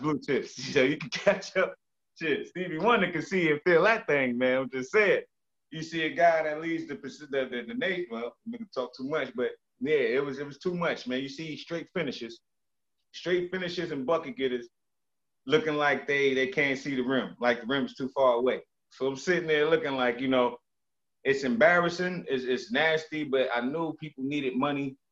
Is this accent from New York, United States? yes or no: yes; New York City, New York, United States; also born or lived in St. Croix; I'm from the Bronx, New York